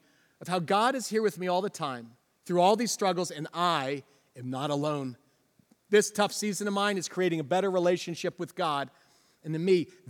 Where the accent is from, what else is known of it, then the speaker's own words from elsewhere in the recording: New Jersey, United States; I mean, it sounds nice, but I'm from New Jersey.